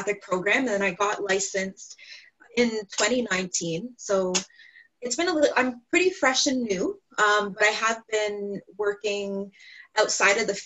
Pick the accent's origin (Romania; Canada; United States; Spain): Canada; Ontario; I'm from Ontario, Canada